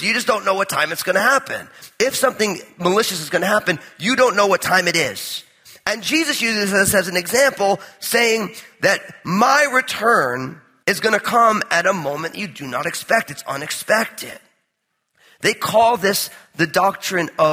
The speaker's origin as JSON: {"language": "English", "region": "New Jersey", "country": "United States", "said": "I'm all Italian from New Jersey"}